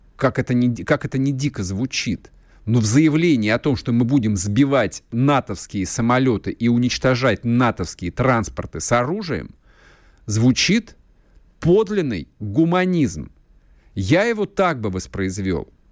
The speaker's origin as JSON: {"language": "Russian", "country": "Russia", "said": "мы же, мы же больше не европейская страна"}